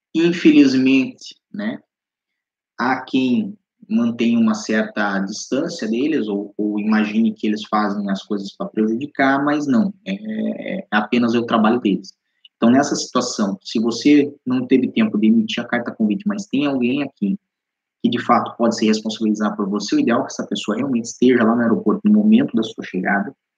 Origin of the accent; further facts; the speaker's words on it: Curitiba, Paraná, Brazil; moved away as an adult; also born or lived in Balneário Camboriú, Brazil; now in Lisbon, Portugal; Eu sou do Paraná, sou de Curitiba.